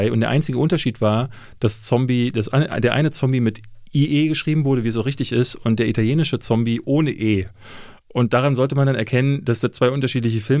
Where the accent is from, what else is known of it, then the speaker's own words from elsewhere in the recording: East Germany, Germany; Nein, ich bin in der DDR groß